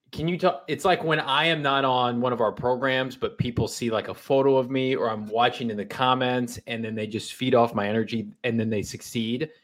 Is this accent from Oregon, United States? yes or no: no; Illinois, United States; I grew up in Illinois